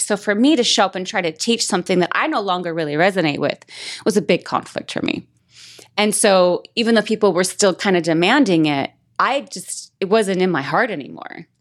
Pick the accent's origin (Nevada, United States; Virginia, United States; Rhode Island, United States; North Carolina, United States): Nevada, United States; Las Vegas; moved away as an adult; I'm from Vegas